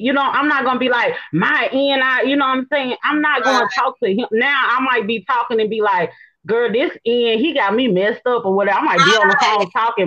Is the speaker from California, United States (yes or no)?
no; Memphis, Tennessee, United States; I'm from Memphis